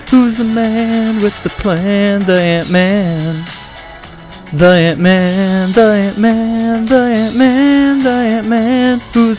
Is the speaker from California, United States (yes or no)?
yes; San Diego, California, United States; now in Sacramento, United States; I grew up in San Diego, so I rooted for the Padres. I live in Sacramento now, so I root for the Kings.